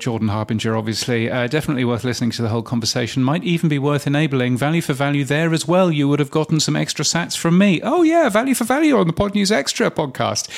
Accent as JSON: {"language": "English", "country": "United Kingdom", "said": "being a, being a Brit"}